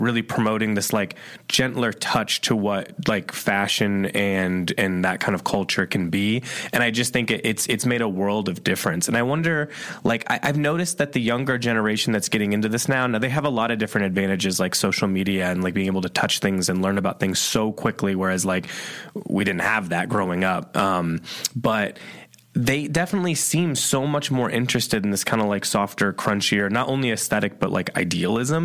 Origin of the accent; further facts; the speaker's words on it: Midwest, United States; moved away as an adult; also born or lived in Chicago; I came from the Midwest